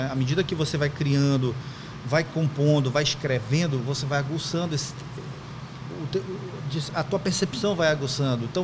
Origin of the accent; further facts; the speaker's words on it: Terra Santa, Pará, Brazil; also born or lived in Santarém; Eu sou de, eu nasci em Santarém, mas me criei em Terra Santa. Eu me considero de fato de Terra Santa. É o interior